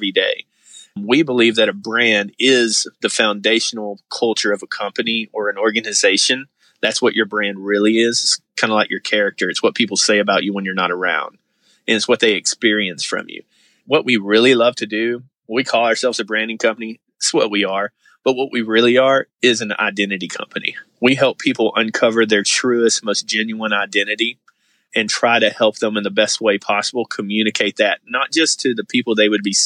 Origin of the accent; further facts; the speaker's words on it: the Bible Belt, United States; growing up in Bible Belt, super deep evangelical world